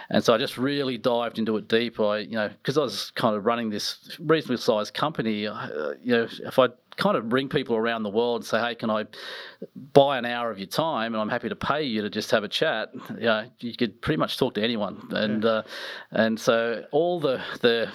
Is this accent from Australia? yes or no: yes; Nelson Bay, New South Wales, Australia; also born or lived in Newcastle; we ended up in an amazing place, which were actually where I grew up, was in Nelson Bay.